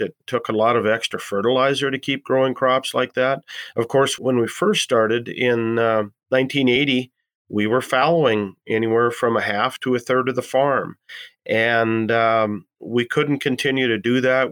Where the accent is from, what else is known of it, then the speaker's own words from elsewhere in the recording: Columbus, North Dakota, United States; I'm from Columbus, North Dakota